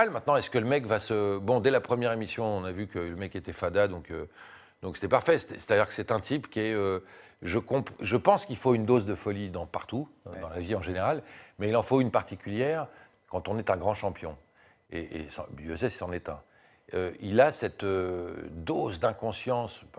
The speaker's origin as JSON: {"language": "French", "country": "France", "said": "Sauf qu'on est français, ils sont anglais, qu'on a une culture différente, un humour différent, etc."}